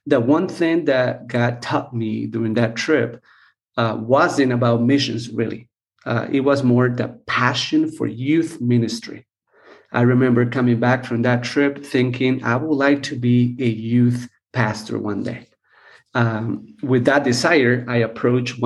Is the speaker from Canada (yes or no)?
no; Costa Rica; I was born and raised here in Costa Rica